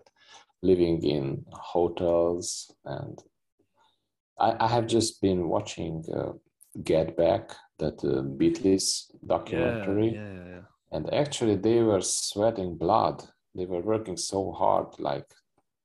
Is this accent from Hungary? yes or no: yes; Hungary; first language Hungarian; English is a second language; my native language, Hungarian